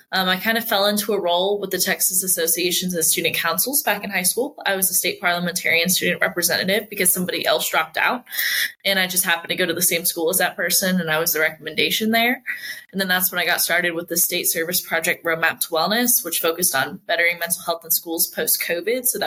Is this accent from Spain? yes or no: yes; Spain; born there; I was born in Spain because he was stationed over in Spain at the time. I've lived in four countries, but I never really picked up anything other than English